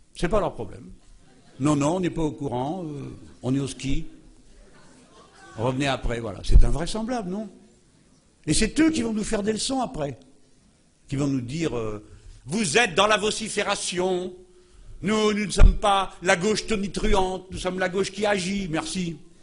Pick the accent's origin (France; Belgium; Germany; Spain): France; je suis français.